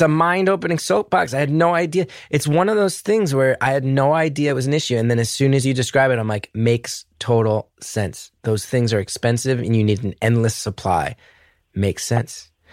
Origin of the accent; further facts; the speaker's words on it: New York City, New York, United States; as a New Yorker